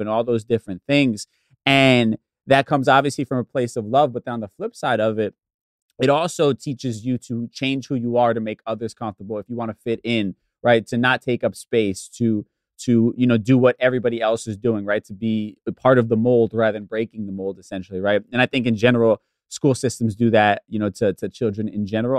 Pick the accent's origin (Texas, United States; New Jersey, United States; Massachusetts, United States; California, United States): New Jersey, United States; suburbs of; also born or lived in Bronx, New York; we moved from from the Bronx to the suburbs of Jersey when I was really young